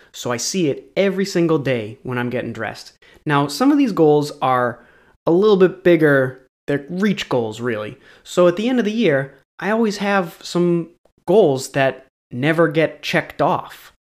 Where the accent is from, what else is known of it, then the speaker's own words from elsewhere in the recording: New England, United States; I'm from New England